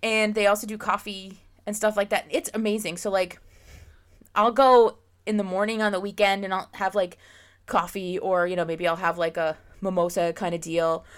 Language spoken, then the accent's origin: English; Pennsylvania, United States; now in Jacksonville, United States; I live in Florida now and I grew up in Pennsylvania